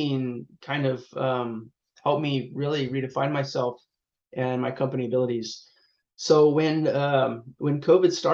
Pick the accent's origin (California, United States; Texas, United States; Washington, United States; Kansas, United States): California, United States; Long Beach; So I'm based in Southern California. I'm in around the Long Beach area, Los Angeles. So I've pretty much lived here my whole life. But yeah, I'm a SoCal kid